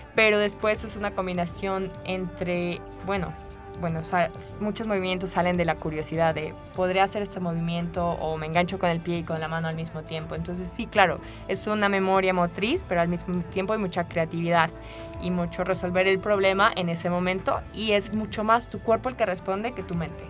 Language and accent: Spanish; Querétaro, Mexico; moved away as an adult; also born or lived in France; now in United Arab Emirates; soy mexicana, soy de Querétaro, pero ya hace 11 años que no estoy aquí